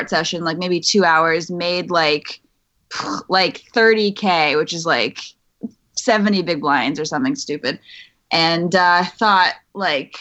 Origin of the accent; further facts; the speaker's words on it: right outside of Boston, Massachusetts, United States; moved away as an adult; also born or lived in New York; I grew up in Mass, right outside of Boston. Left when I was 18, went to school in New York, and was in New York for 6 years.